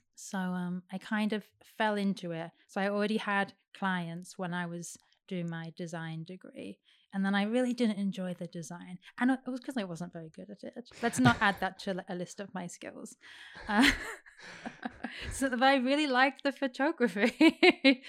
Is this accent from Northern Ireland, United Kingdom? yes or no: no; Derby, East Midlands, United Kingdom; moved away as an adult; I was born in Derby